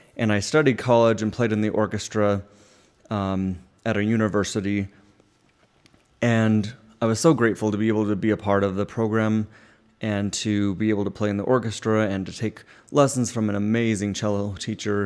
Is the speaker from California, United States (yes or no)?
no; Utah, United States; I grew up in Utah